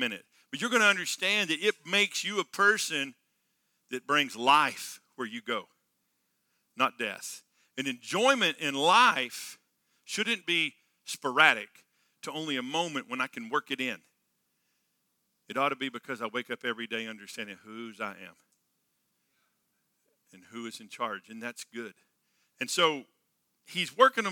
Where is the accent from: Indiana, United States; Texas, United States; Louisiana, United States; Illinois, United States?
Texas, United States; I grew up in Texas on a farm and ranch